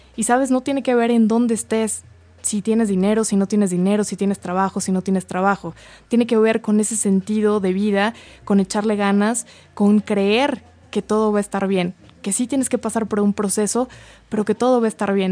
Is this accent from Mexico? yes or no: yes; Mexico; como mexicanos